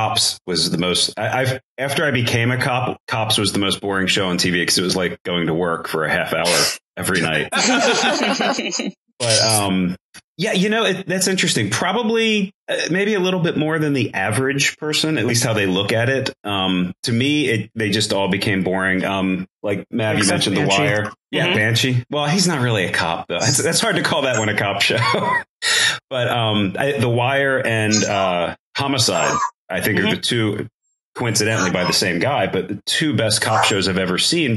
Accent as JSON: {"language": "English", "town": "Baltimore", "region": "Maryland", "country": "United States", "tie": "born or raised there", "said": "I grew up in suburban outside of Baltimore, totally white neighborhood"}